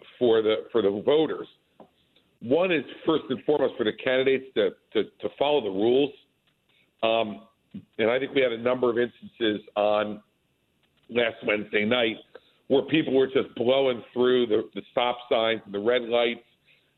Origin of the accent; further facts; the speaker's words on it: New Jersey, United States; Today I am actually in New Jersey, doing some fundraising today in my home state.